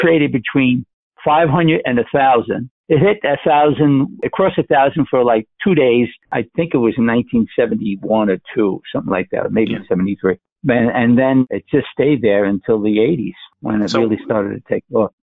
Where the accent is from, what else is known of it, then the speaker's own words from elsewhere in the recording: New York City, New York, United States; moved away as an adult; now in Minnesota, United States; I'm from the Bronx.